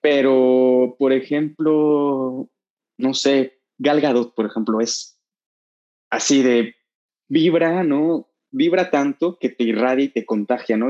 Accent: Veracruz, Mexico; moved away as an adult; now in Mexico City, Mexico; somos de Veracruz

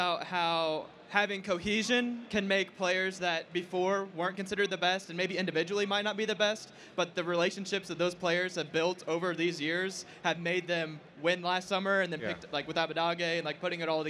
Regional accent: Indiana, United States; I'm from Indiana.

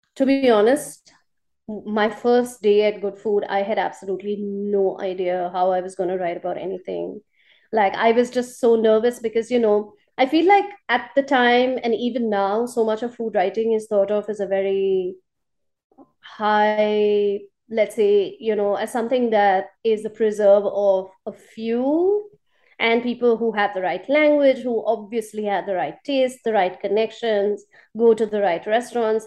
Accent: India; moved away as an adult; now in Colombo, Sri Lanka; as an Indian

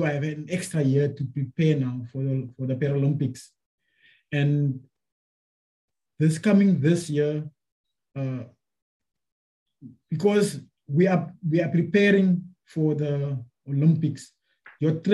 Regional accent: South Africa; a South African athlete or a South African representative, because that's what I am

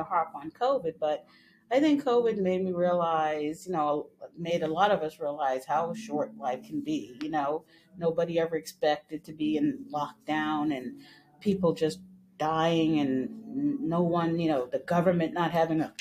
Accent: Massachusetts, United States; also born or lived in the islands; Grew up in the north in Massachusetts and was actually born in the islands. But I grew up in Massachusetts

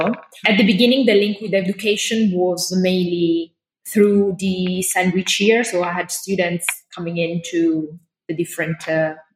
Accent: Milan, Lombardy, Italy; moved away as an adult; now in London, United Kingdom; I was born and raised up in Milan, and I moved to London 14 and a half years ago.

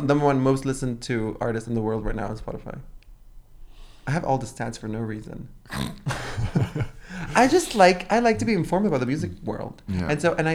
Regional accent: the South, United States; accent: southern; I love my southern accent.

